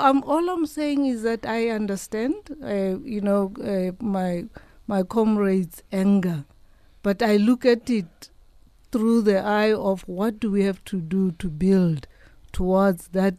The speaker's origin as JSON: {"language": "English", "town": "Thaba Nchu", "region": "Free State", "country": "South Africa", "said": "I've got white ancestry in my, I'm from Tabanchu, and I've got white ancestry in my history."}